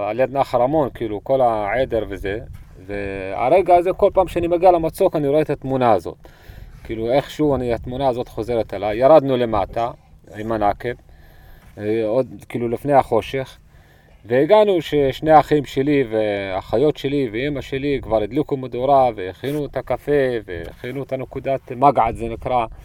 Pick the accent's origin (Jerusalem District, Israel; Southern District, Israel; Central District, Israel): Southern District, Israel; ונולדתי בנחל חווה פה באזור, וגדלתי במכתש, בנחל פארן, בבירות עודד, סבא שלי קבור בבירות עודד